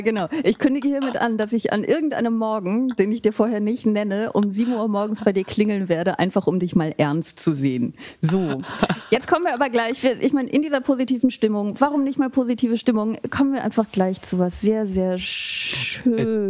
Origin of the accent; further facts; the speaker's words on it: Aachen, North Rhine-Westphalia, Germany; moved away; meine Heimatstadt äh, Aachen, aus der ich ja ursprünglich komme